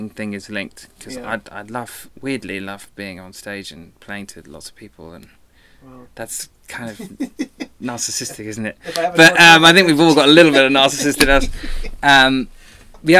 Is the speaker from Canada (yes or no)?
no; England, United Kingdom; now in Los Angeles, United States; I'm English.